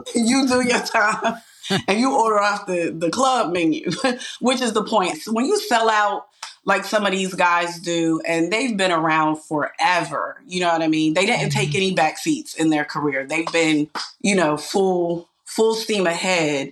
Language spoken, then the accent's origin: English; Pittsburgh, Pennsylvania, United States; my hometown